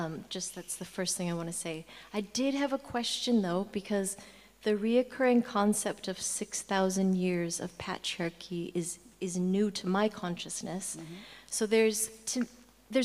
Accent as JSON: {"language": "English", "region": "Hawaiian Islands", "country": "United States", "said": "I'm from the Hawaiian Islands"}